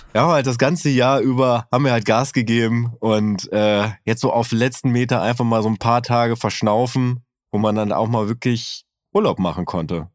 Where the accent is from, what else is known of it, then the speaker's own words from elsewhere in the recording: North Rhine-Westphalia, Germany; Ich bin aus Westfalen